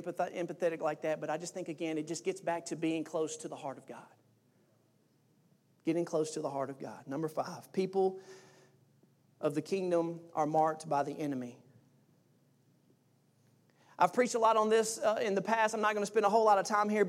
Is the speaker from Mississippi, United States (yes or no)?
yes; Mississippi, United States; I'm from Mississippi